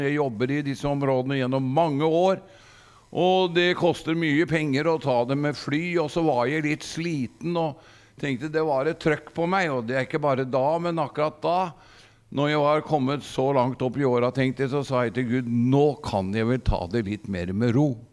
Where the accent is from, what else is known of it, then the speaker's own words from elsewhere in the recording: Gudbrandsdalen, Innlandet, Norway; moved away; jeg er jo gudbrandsdøl.